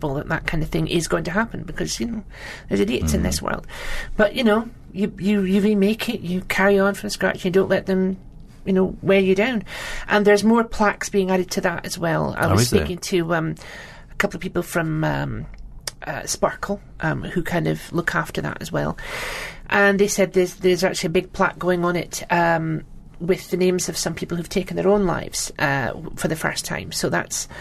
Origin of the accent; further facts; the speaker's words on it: Aberdeen, Scotland, United Kingdom; accent: Doric; moved away as an adult; now in Manchester, United Kingdom; Aberdeen, my hometown